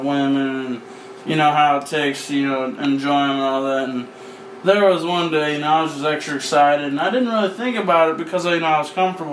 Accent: Arizona, United States; we are from Arizona

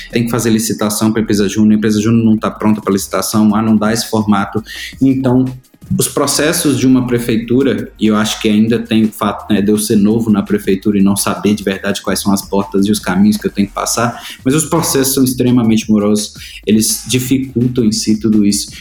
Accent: Itabira, Minas Gerais, Brazil; Eu sou de Itabira, uma cidade que hoje a Vale faz 80 anos

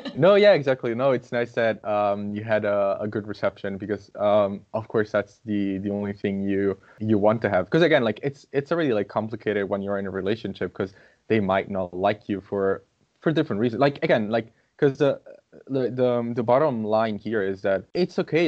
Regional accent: Brazil; English is a second language; now in Italy; I'm Brazilian

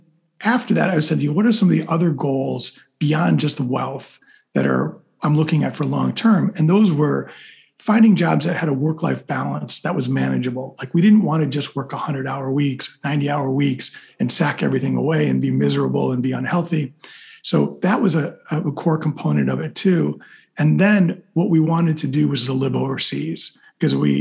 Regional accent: Chicago, Illinois, United States; moved away as an adult; Growing up as a kid, I grew up in Chicago

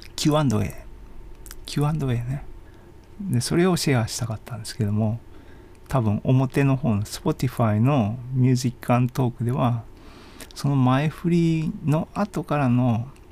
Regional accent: Hiroshima, Japan; moved away as an adult; also born or lived in Sendai / Kyoto / United States / Netherlands; now in Kanazawa, Japan; 広島に約20年いて仙台に8年住んで京都は3年かで、外国抜けての日本帰ってきて、気がついたら金沢に今住んでますけども、13年経ったっていうか、広島生まれの土地の次ですよね

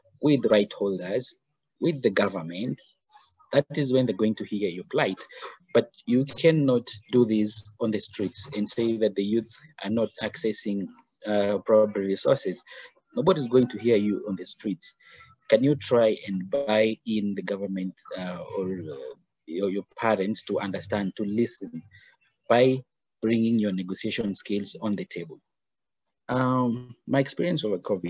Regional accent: Kenya; I'm originally Kenyan. I born here, bred here, and studied here

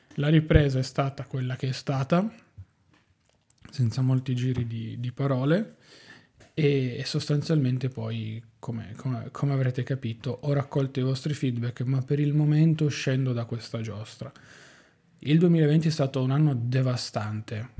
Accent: Turin, Piedmont, Italy; io sono di Torino

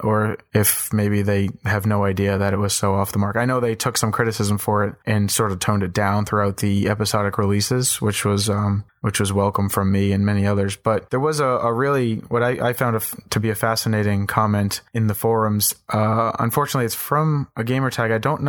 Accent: East Coast, United States; I'm from the East Coast, you know.

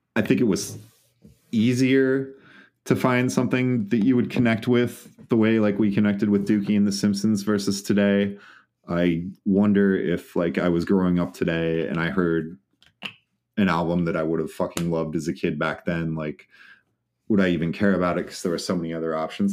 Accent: just outside of Des Moines, Iowa, United States; I grew up just outside of Des Moines, Iowa.

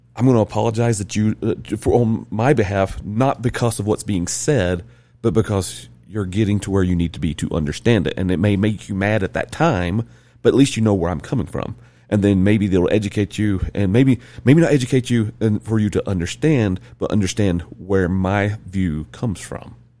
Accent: the South, United States; moved away as an adult; now in Utah, United States; I'm born and raised in the South. I'm from the South

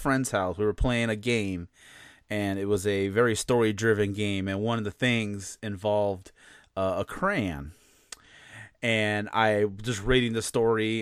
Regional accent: Chicago, Illinois, United States; accent: Chicagoan; moved away as an adult; now in Indianapolis, United States; I'm originally from Chicago. That was where I was born. And I lived there for like 28 years.

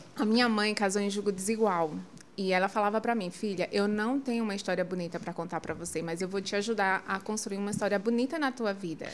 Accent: João Pessoa, Paraíba, Brazil; accent: nordestino; eu sou de João Pessoa

